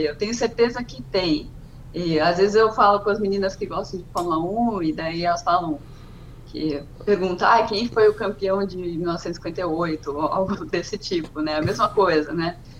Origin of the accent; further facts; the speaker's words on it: Águas de Lindóia, São Paulo, Brazil; moved away as an adult; also born or lived in Bragança Paulista / Campinas; now in London, United Kingdom; nasci em Bragança Paulista, nunca morei em Bragança Paulista, fui criada em Água de Lindóia, numa cidade pequenininha de 12 mil habitantes